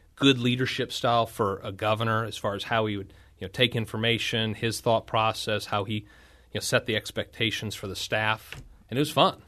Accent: Washington, Missouri, United States; born and raised in Washington, Missouri

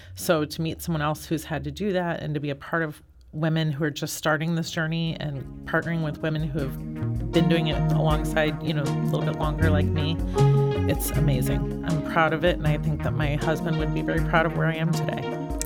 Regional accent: St. Louis, Missouri, United States; I have been born and raised in Saint Louis.

